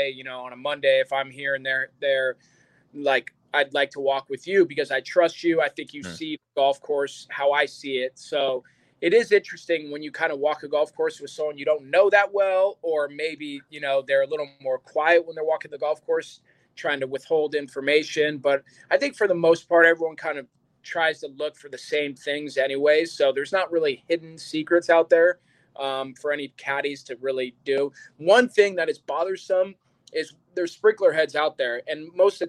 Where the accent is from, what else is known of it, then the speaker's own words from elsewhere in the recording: West Coast, United States; we're both from the West Coast